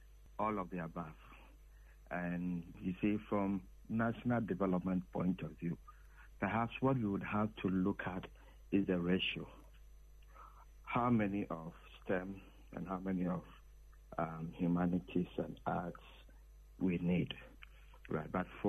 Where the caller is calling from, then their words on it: Winneba, Central Region, Ghana; calling from Winneba.